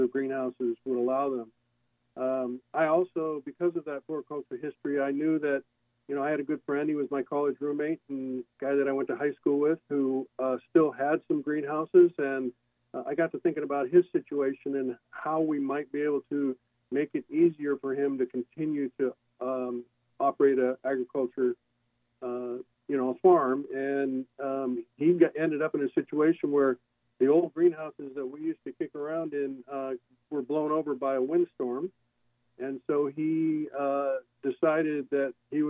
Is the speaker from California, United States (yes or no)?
yes; Encinitas, California, United States; also born or lived in Anchorage, Alaska; growing up in Encinitas